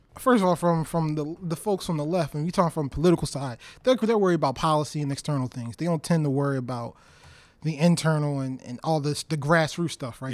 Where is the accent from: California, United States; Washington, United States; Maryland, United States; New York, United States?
Maryland, United States; Baltimore; I'm originally from Baltimore. uh, city